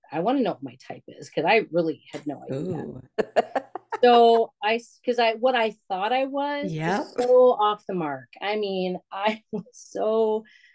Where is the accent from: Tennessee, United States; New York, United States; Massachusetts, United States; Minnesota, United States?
Minnesota, United States; Bloomington; also born or lived in Wisconsin; I grew up in Bloomington, Minnesota